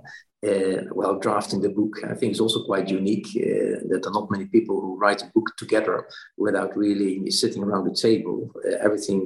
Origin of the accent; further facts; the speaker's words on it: Netherlands; also born or lived in Brussels; went back to the Netherlands, my home country